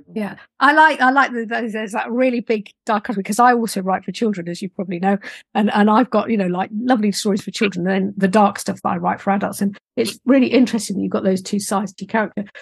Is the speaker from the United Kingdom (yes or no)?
yes; United Kingdom; I'm British and I'm a little bit, a bit sort of stand backish